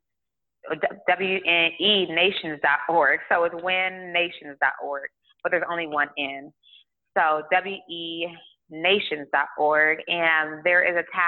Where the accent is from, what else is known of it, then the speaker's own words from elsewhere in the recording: Tulsa, Oklahoma, United States; now in Houston, United States; I grew up in Tulsa, Oklahoma